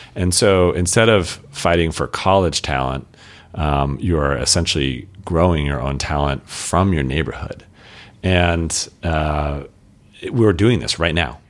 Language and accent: English; Colorado Springs, Colorado, United States; now in Portland, United States; born and raised in Colorado, uh, Colorado Springs, Colorado